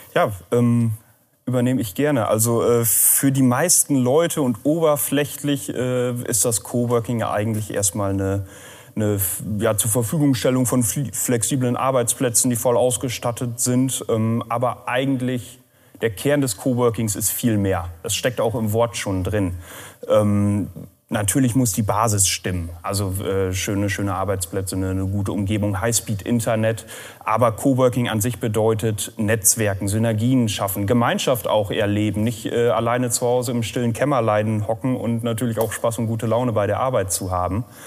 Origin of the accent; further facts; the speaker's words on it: Lünne, Lower Saxony, Germany; moved away as an adult; now in Rheine, Germany; ich bin auch ein Emskop, äh, allerdings von einer anderen Landesgrenze, auch aus Niedersachsen, südliches Emsland, aus Lünne